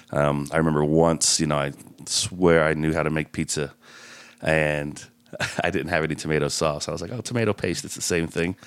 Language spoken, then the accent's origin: English; Layton, Utah, United States; I grew up in Layton